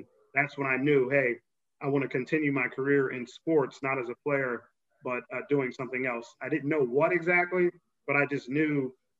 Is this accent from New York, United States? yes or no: no; Philadelphia, Pennsylvania, United States; moved away as an adult; also born or lived in Princeton, New Jersey / Massachusetts; I'm from Philadelphia, Philadelphia area.